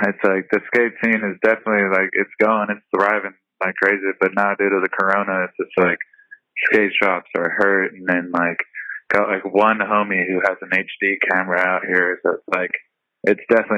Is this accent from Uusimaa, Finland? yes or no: yes; Helsinki, Uusimaa, Finland; now in San Diego, United States; No, I still live in San Diego, but I'm originally from Helsinki, and I come here quite often, usually the summertime